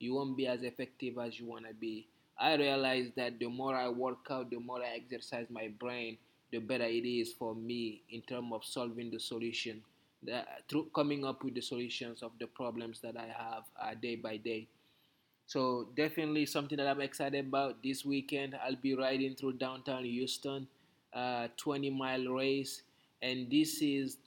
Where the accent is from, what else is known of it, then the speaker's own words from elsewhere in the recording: Guinea; moved away; also born or lived in Austin, Texas; Growing up in Guinea